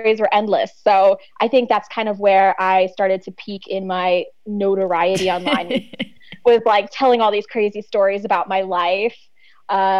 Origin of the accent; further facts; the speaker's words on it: United States; first language Czech; English is a second language; also born or lived in Czech Republic; So she then brought me back to the United States